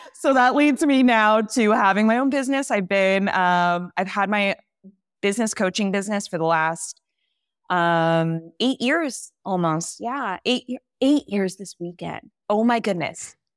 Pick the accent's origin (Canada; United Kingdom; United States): United States; California; moved away as an adult; I grew up in California